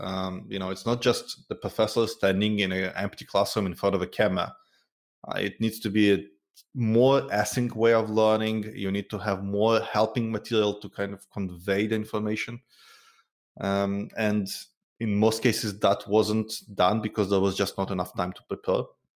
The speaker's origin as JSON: {"language": "English", "town": "Tel Aviv", "region": "Tel Aviv District", "country": "Israel", "said": "I'm originally from Tel Aviv"}